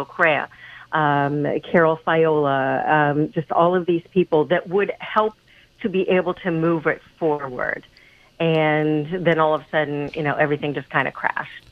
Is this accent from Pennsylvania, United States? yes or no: yes; Pennsylvania, United States; moved away as an adult; I am originally from Pennsylvania and, was a realtor there for a long time